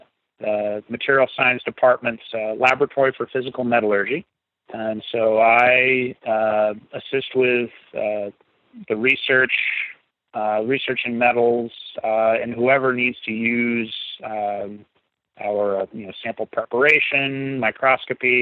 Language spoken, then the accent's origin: English; Buena Vista, Virginia, United States; also born or lived in Concord, Massachusetts / Hanscom Air Force Base, Massachusetts; I was raised in a place called Buena Vista, Virginia.